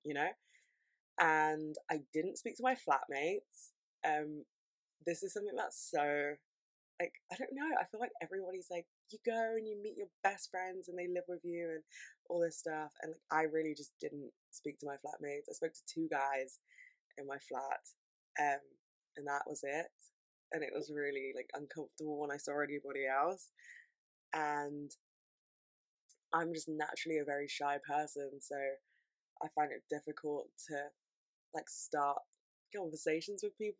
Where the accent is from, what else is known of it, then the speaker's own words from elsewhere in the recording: London, United Kingdom; I'm from London